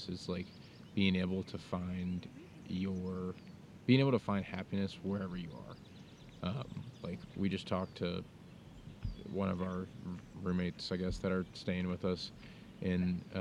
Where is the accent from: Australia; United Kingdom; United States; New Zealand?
United States